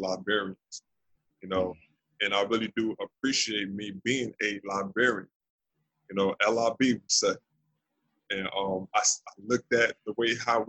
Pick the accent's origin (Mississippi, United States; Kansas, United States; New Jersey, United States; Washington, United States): New Jersey, United States; also born or lived in Trenton, New Jersey / Willingboro, New Jersey; born and raised in New Jersey, born in Trenton, and I moved to another town called Willingboro, New Jersey.